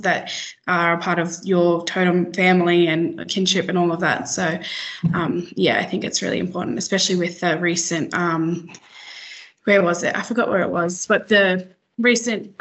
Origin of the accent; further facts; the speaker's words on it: Broome, Western Australia, Australia; I grew up and was born and raised in Broome, WA